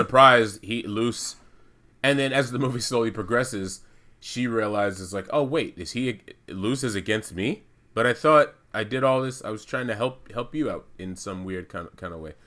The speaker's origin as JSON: {"language": "English", "country": "United States", "said": "I'm American. I'm Black American"}